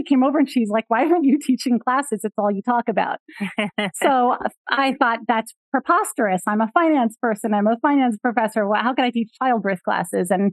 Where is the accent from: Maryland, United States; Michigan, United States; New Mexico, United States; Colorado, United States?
Michigan, United States; I was born in Michigan